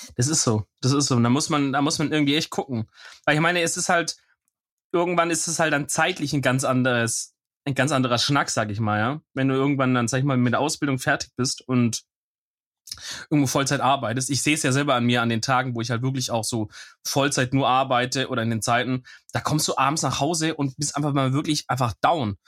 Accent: Germany; ich bin halt ein Deutscher

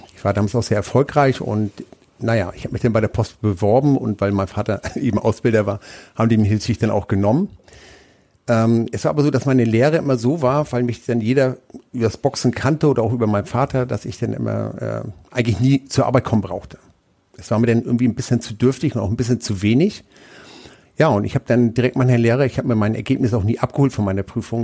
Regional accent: Hamburg, Germany; moved away as an adult; also born or lived in Lübeck; now in Nuremberg, Germany; ich komme ursprünglich aus Lübeck, bin aber in Hamburg groß geworden

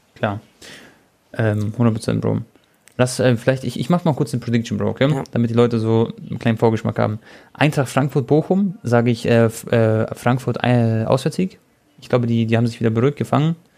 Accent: Croatia; ich bin Kroate

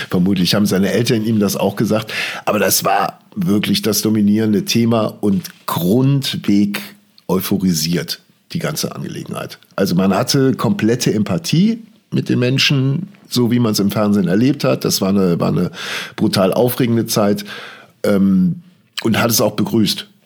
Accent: West Germany, Germany; ich bin selber äh, komplett im Westen aufgewachsen.

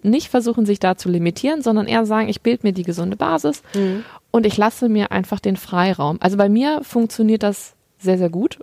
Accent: Germany; bei uns in Deutschland

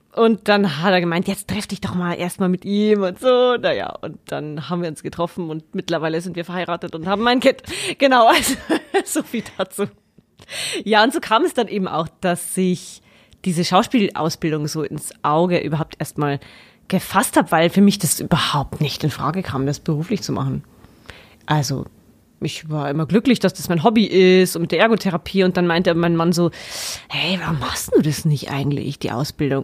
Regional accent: Floß, Bavaria, Germany; also born or lived in Regensburg / Saxony; komme ursprünglich aus Frohnstrauß. Also ganz aus der Nähe

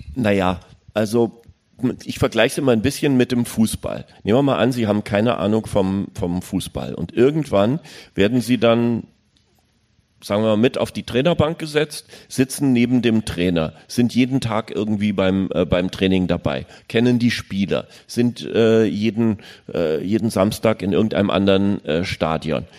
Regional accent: Berlin, Germany; Ich bin da in West-Berlin aufgewachsen

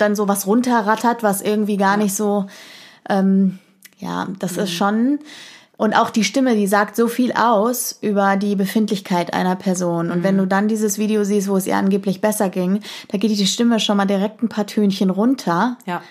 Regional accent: Germany; bei uns in Deutschland

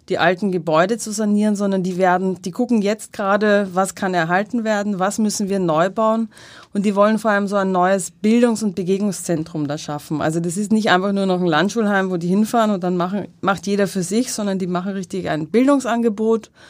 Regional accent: Austria; Ich war in den Bergen in meinem Heimatland Österreich

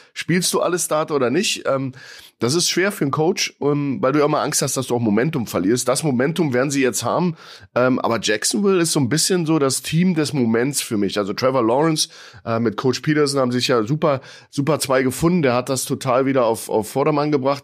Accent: Germany; als Deutscher

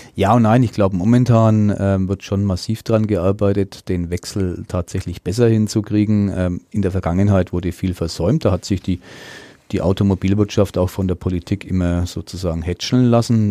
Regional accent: Middle Franconia, Bavaria, Germany; hier bei uns in Mittelfranken

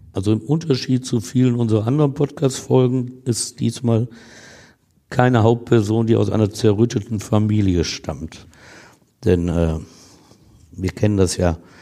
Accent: Essen, North Rhine-Westphalia, Germany; aus meiner Heimatstadt Essen

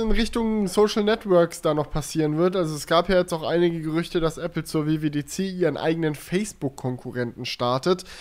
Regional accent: Germany; wir sind aus Deutschland

